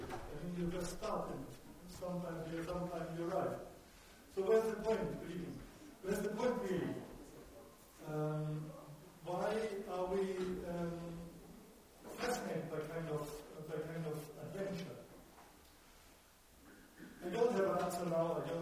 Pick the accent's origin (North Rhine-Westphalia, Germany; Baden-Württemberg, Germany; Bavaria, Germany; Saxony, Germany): Bavaria, Germany; Munich; first language German; English is a second language; I'm not a native English speaker. I'm from Germany, from Munich